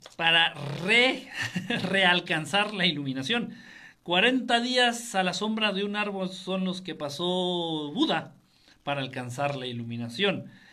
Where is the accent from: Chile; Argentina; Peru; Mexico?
Mexico; Soy mexicano, vivo en México